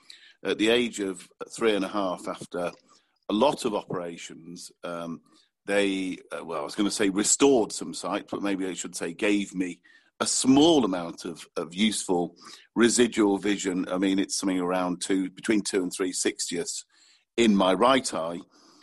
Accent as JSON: {"language": "English", "town": "Manchester", "region": "North West England", "country": "United Kingdom", "said": "I should point out, I am from Manchester"}